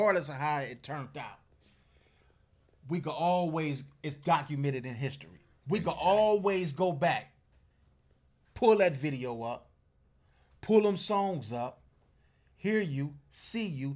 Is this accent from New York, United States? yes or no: no; Compton, California, United States; I'm from Bompton